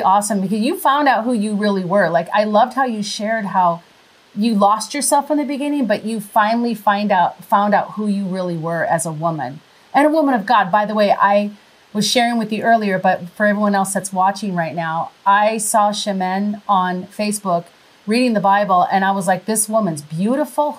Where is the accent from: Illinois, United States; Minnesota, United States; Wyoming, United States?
Minnesota, United States; accent: Minnesota; moved away; also born or lived in Wisconsin; I'm really originally from Minnesota, so I have kind of like a Minnesota accent